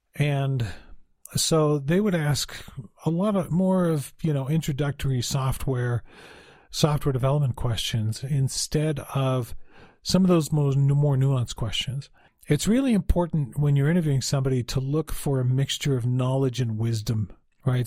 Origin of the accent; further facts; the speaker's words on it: Utah, United States; also born or lived in Salt Lake City, Utah / Cedar City, Utah; I'm from Utah, so I'm living in Salt Lake at the time